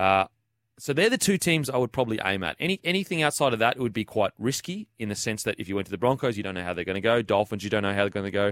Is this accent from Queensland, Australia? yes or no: yes; Queensland, Australia; Being a Queenslander